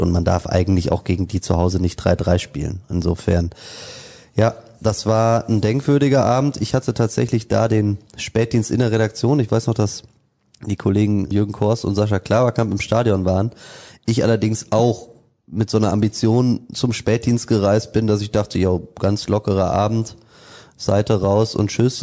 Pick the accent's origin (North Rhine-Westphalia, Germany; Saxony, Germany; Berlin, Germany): North Rhine-Westphalia, Germany; Münster; ich komme aus Münster